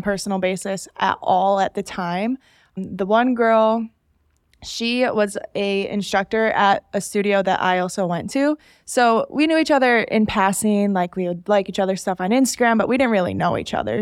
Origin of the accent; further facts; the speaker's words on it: Salamanca, New York, United States; moved away as an adult; also born or lived in Buffalo, New York; now in Raleigh, United States; this small Native American reservation called Salamanca